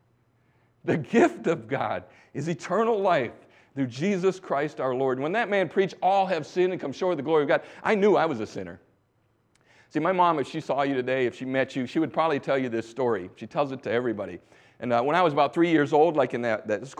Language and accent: English; Bangor, Michigan, United States; also born or lived in Thailand; I grew up in Bangor, Michigan